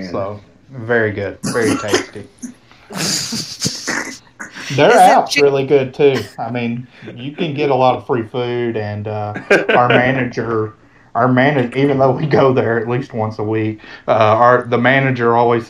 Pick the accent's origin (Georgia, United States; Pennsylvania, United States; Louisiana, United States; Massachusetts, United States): Georgia, United States; I know Chick-fil-A in Georgia, especially in my hometown, that's like sacrilege.